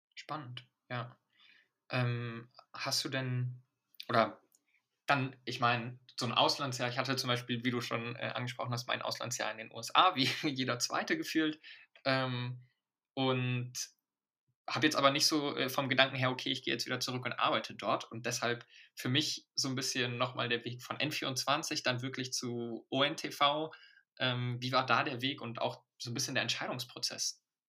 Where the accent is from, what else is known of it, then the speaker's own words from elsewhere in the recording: Germany; also born or lived in Morocco; ich bin mit äh, neun sozusagen hergezogen und äh, hatte, also meine marokkanische Familie ist noch in Marokko und bin hier nur mit der deutschen Familie aufgewachsen